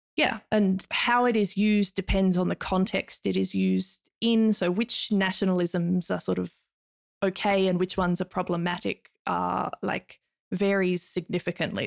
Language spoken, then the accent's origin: English; Hobart, Tasmania, Australia; accent: Australian; now in Finland; I am from Nipaluna, um, otherwise more commonly known in English as Hobart.